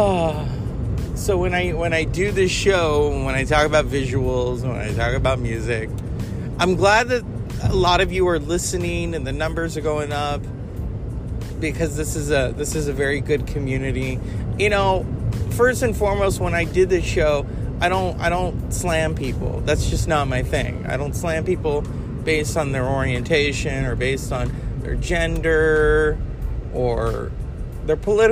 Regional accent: California, United States; I am from California

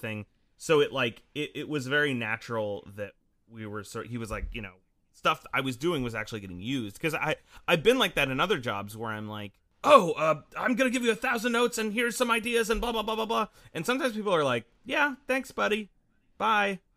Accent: Salinas, California, United States; I grew up in, um, this town called Salinas, California

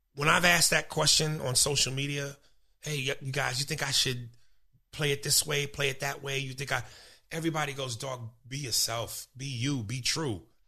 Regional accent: New York, United States; also born or lived in New Jersey; I'm from New York. This is home.

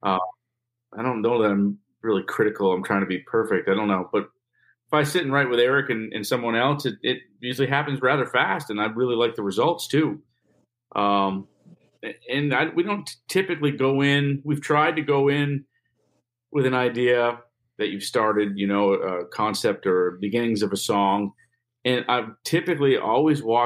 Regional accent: New York, United States; We're from Canada

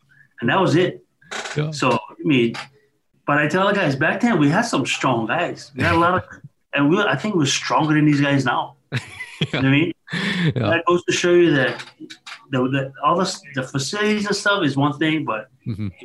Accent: North Shore, Oahu, Hawaii, United States; I grew up on the North Shore in Ho'ula. Went to Kahuku High School.

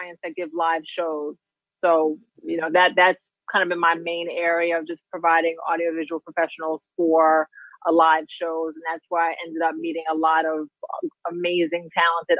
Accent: New York City, New York, United States; I'm from Queens, New York. I am from an area called Far Rockaway, Queens

